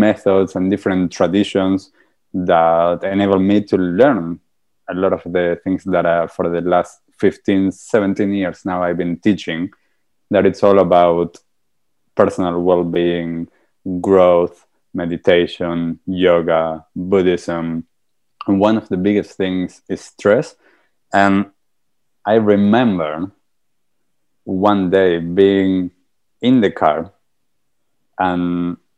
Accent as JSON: {"language": "English", "country": "Argentina", "moved": "yes", "said": "I'm also from Argentina. And back in Argentina, I was a very stressed out person"}